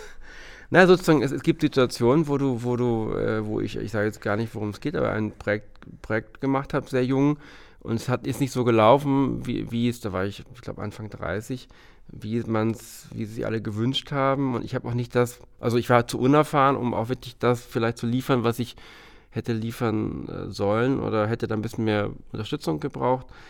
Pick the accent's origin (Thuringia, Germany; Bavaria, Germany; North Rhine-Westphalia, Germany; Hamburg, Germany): Hamburg, Germany; komm ja aus Hamburg und habe früh in Hamburg angefangen, zum Studium